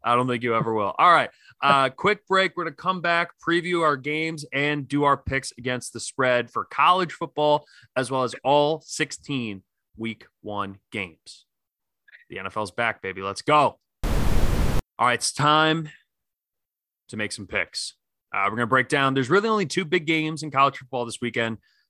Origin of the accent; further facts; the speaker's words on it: outside of Philly, Pennsylvania, United States; I grew up outside of Philly.